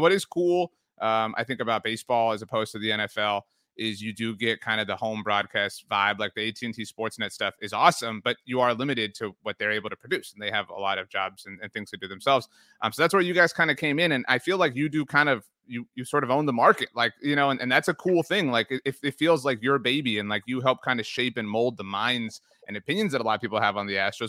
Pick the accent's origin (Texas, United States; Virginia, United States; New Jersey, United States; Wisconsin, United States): Texas, United States; I'm from South Texas. I'm from the Rio Grande Valley.